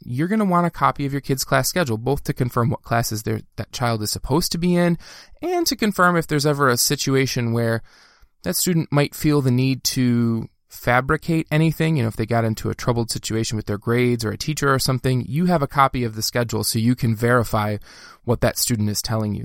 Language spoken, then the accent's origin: English; Dearborn, Michigan, United States; when I was growing up in Dearborn, Michigan, that's where I grew up